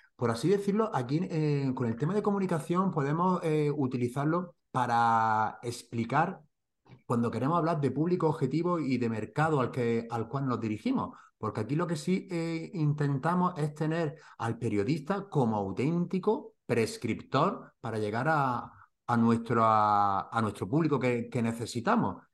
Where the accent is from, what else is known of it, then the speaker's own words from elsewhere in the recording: Granada, Andalusia, Spain; mi tierra, de Granada